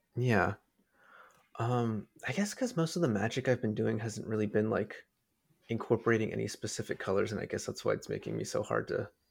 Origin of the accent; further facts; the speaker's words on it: United States; growing up in America